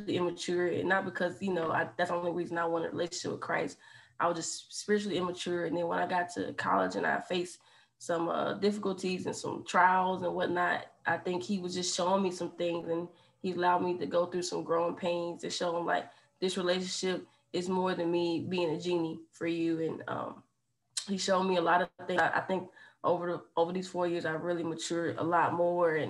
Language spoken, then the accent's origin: English; Hopkins, South Carolina, United States; moved away as an adult; now in Lexington, United States; I'm from Hopkins, South Carolina